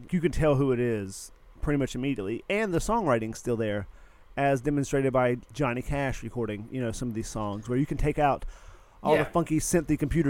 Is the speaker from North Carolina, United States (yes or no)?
yes; North Carolina, United States; growing up in North Carolina